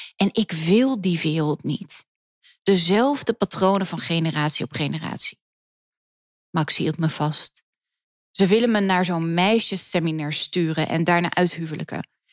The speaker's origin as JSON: {"language": "Dutch", "town": "Amsterdam", "region": "North Holland", "country": "Netherlands", "tie": "born or raised there", "said": "ik groeide op op het Grijder. Dat is de enige Joodse orthodoxe school die we hebben in Nederland, in Amsterdam"}